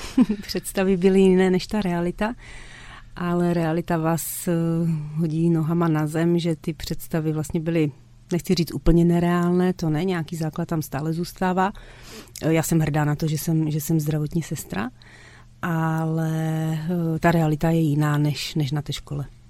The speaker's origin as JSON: {"language": "Czech", "town": "Krnov", "region": "Moravian-Silesian Region", "country": "Czechia", "also_born_or_lived": "Mladá Boleslav", "said": "u nás v Krnově"}